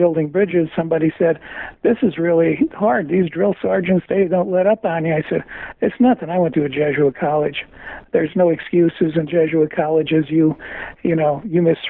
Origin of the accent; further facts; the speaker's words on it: Dunmore, Pennsylvania, United States; moved away; also born or lived in Brooklyn, New York; I was born in Brooklyn and raised in northeastern Pennsylvania, a little town called Dunmore.